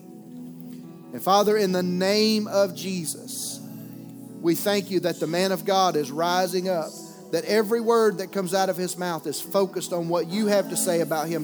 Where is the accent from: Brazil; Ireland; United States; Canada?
United States; Mobile area, Alabama; moved away; We were in my hometown